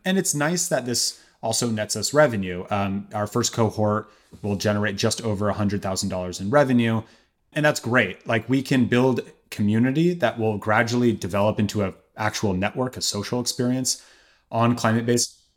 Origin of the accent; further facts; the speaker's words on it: Berkeley, California, United States; I'm from Berkeley, and I remember seeing inconvenient truth in theaters with my very Berkeley parents